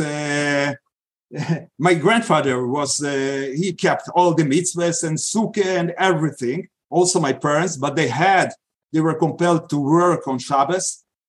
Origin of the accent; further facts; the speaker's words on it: Vilnius, Vilnius County, Lithuania; first language Yiddish; English is a second language; now in Jerusalem, Israel; I was born in Vilna, which was the capital of Soviet Lithuania in those days, to an observant family.